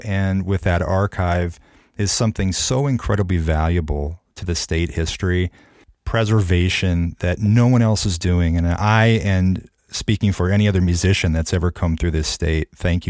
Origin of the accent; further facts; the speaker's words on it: Marion, Iowa, United States; also born or lived in Cedar Rapids; when I was a kid growing up in Marion